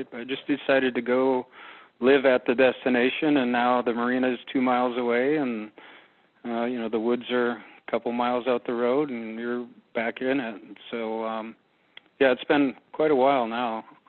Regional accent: Minnesota, United States; I'm originally from Minnesota, but our family came here for 3 years

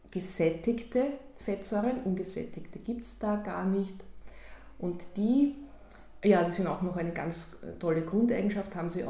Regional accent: Austria; wenn ich mit meinem jetzigen Wissen sage, als Österreicherin sage, Wien liegt in Linz.

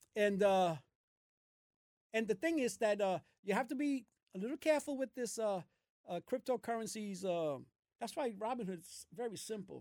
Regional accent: New York City, New York, United States; I was born in Brooklyn. My parents are from Puerto Rico

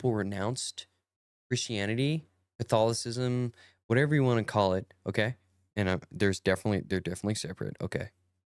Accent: Perris, California, United States; I'm from Paris, California. We don't say words right.

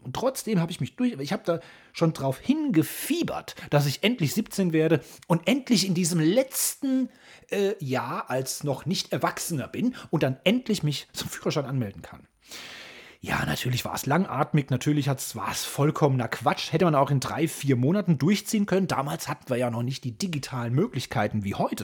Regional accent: Hesse, Germany; Ich als Hesse sage ja immer Cousin

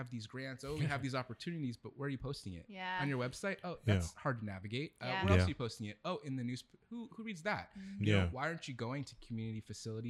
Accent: Vallejo, California, United States; moved away as an adult; now in Sacramento, United States; growing up in Vallejo

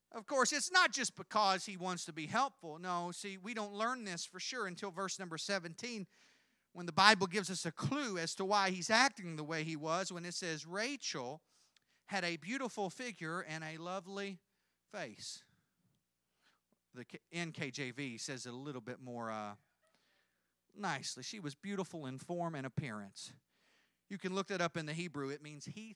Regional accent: Kentucky, United States; I'm from Kentucky

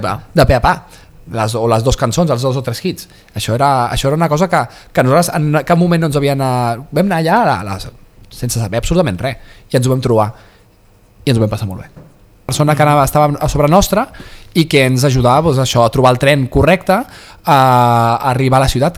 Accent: Vilassar de Mar, Catalonia, Spain; anava al mercadillo de Vilassar de Mar, del meu poble

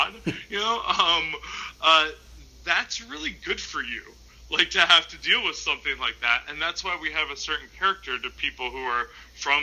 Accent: Minnesota, United States; we're all from Minnesota, right? So, like, part of being from Minnesota is that you have to tell yourself why it's nice to live in a place that's so cold it hurts your face

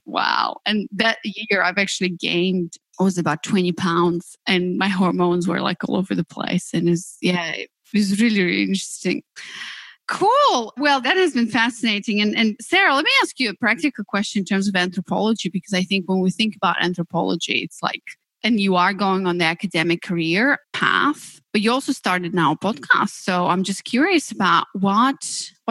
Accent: Moldova; moved away; I come from Moldova, yeah, one of the tiniest and poorest countries in Europe, where we didn't have much choice really

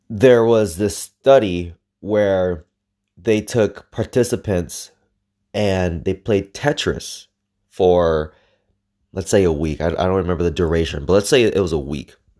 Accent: Los Angeles, California, United States; I grew up in the capital of Mexico, East L

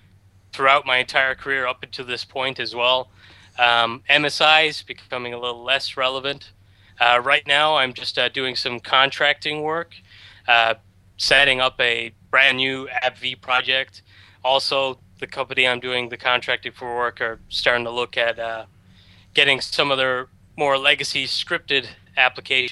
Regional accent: Galway, Connacht, Ireland; I'm from Galway in Ireland, so it's like a small part of Ireland on the west coast.

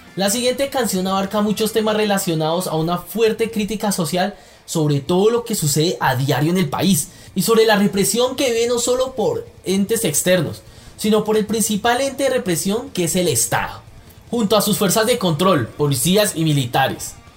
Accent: Colombia; como colombianos estamos cansados

